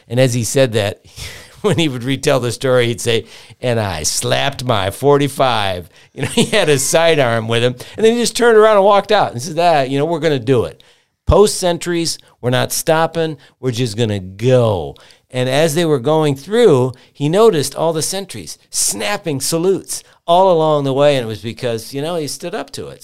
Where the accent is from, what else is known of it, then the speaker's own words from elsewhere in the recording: Pontiac, Michigan, United States; I was born in Pontiac, Michigan